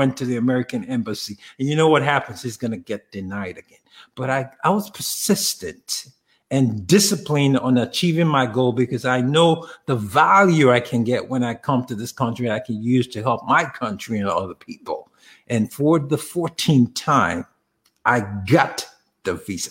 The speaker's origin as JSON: {"language": "English", "country": "Nigeria", "tie": "born or raised there", "moved": "yes", "lives_now": "United States", "said": "I grew up in Africa, to be more specific. I grew up in Nigeria"}